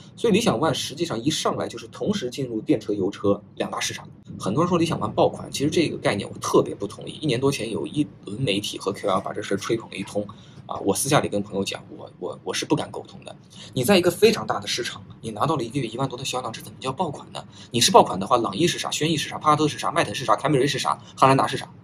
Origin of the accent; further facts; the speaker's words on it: China; 我们中国人